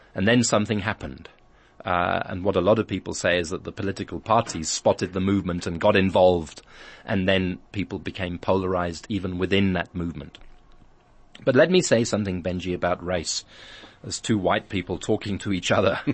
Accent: England, United Kingdom; now in South Africa; I grew up in England, a lot of my life schooled in England.

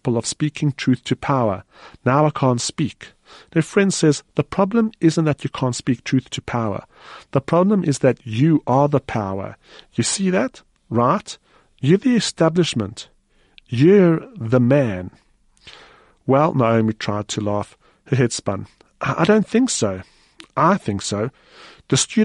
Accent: South Africa; as a South African reader

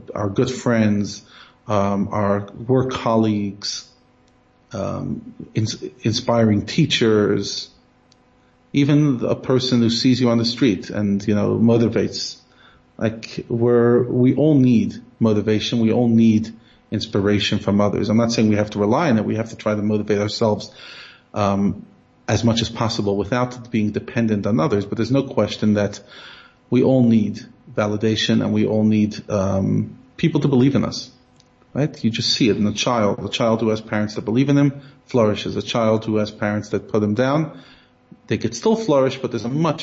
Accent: United States; moved away; I'm so American

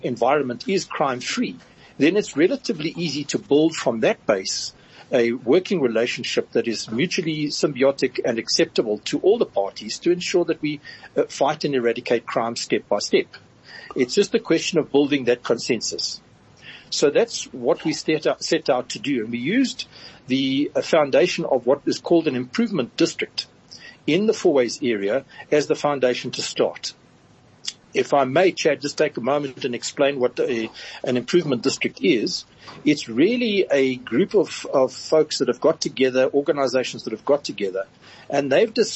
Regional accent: South Africa; we, as a South African community, as a South African public

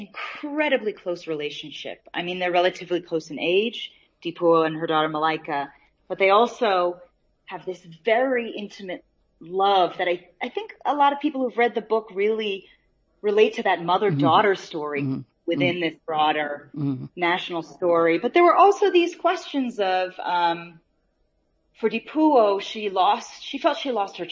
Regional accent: United States; moved away as an adult; now in South Africa; I was born in America, raised in America

